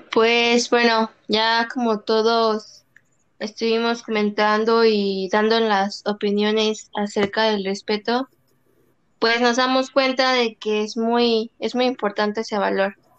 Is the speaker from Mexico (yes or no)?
yes; Celaya, Guanajuato, Mexico; como mexicanos y como celayenses